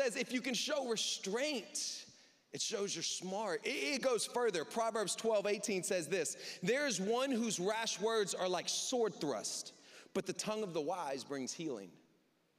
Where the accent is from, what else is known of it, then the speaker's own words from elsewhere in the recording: the South, United States; now in Southwest Michigan, United States; I grew up in the South.